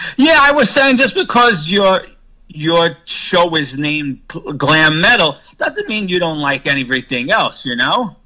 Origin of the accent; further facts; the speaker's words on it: New York area, United States; growing up in the New York area for me, listening to a Jersey radio station called WSOU